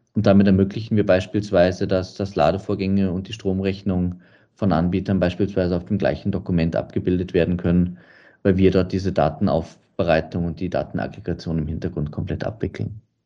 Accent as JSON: {"language": "German", "town": "Munich", "region": "Bavaria", "country": "Germany", "tie": "born or raised there", "moved": "yes", "lives_now": "Radstadt, Austria", "said": "Ich bin in München geboren"}